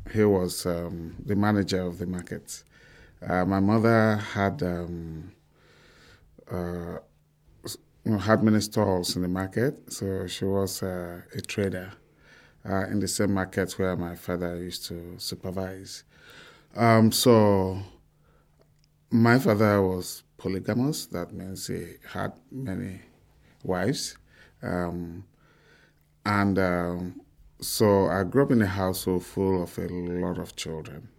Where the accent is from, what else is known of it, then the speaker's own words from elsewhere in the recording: Bori, Rivers State, Nigeria; I grew up, uh, in a small town called Bori